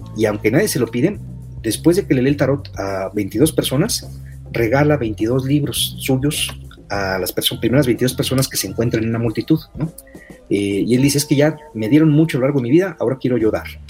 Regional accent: Tampico, Tamaulipas, Mexico; mi tierra, de Tampico, Tamaulipas

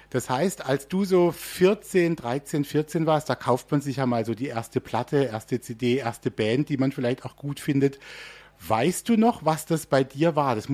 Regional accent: Baden-Württemberg, Germany; Also ähm, ich bin hier ja auch so ein bisschen in der Region aufgewachsen. Also ich bin auch Badener.

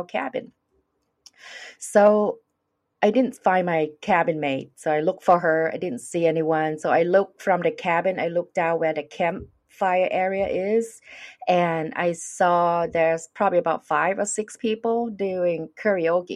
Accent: Thailand; English is a second language; moved away; I'm from Thailand

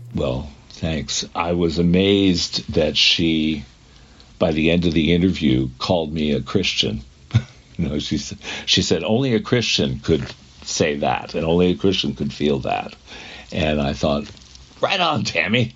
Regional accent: New England, United States; I'm from New England.

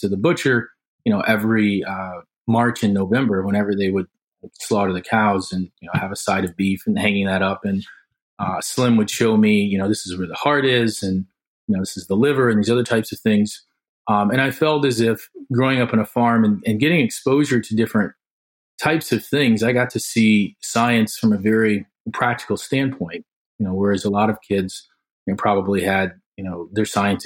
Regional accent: South Haven, Michigan, United States; I grew up in South Haven, Michigan, which is a rural community

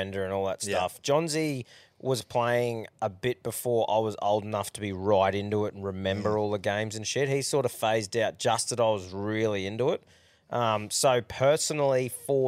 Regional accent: Queensland, Australia; I love being a Queenslander

